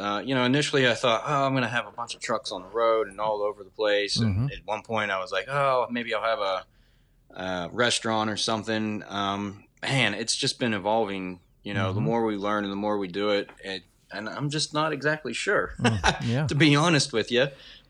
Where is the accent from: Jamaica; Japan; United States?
United States; Wheeling, West Virginia; I was born in Wheeling, born and raised here, went to school here and everything.